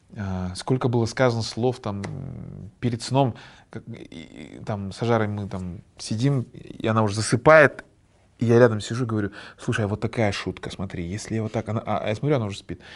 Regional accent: Kazakhstan; я вот казах, я знаю свою родную культуру

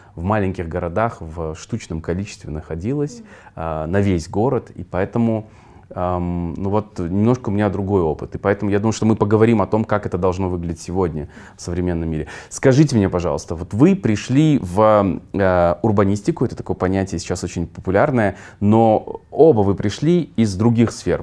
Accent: Kyzylorda, Kyzylorda Region, Kazakhstan; moved away; Я вырос э, в Казларде, тоже в микрорайонах, в нескольких мы жили.

